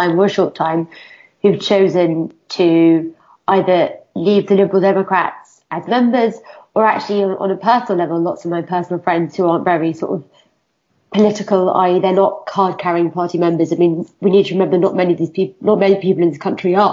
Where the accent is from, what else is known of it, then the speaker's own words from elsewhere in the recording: United Kingdom; I'm a woman, I'm a British Pakistani